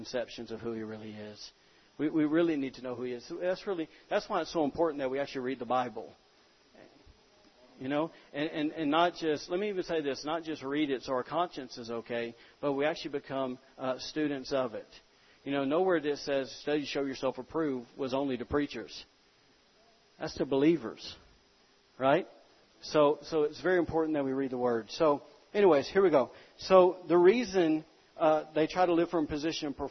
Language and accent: English; the South, United States; I'm from the South